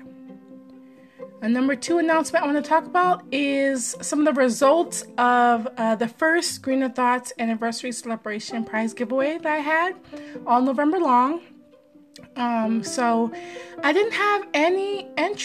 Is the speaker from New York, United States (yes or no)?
no; Maryland, United States; my home state.